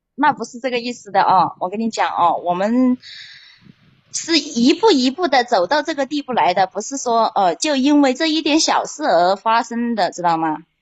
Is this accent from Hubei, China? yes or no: no; Hunan, China; now in Haining, China; 我是老家是湖南的